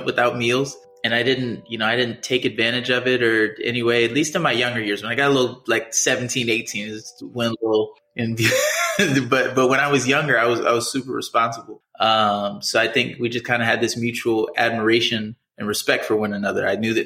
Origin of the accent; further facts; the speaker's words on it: Columbia, Maryland, United States; moved away as an adult; also born or lived in Pittsburgh, Pennsylvania / Los Angeles, California; now in Miami, United States; So I was born in Pittsburgh, big Steelers fan. And I grew up right outside of Baltimore in the city, Columbia. I lived there until I was about 18 years old. And then I moved to Miami.